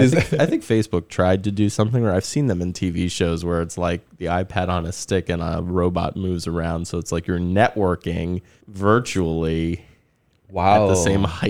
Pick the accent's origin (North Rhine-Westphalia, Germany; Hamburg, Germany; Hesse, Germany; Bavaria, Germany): Hesse, Germany; Frankfurt; born there; So I was born in Germany back in 83. So Frankfurt was where I was born.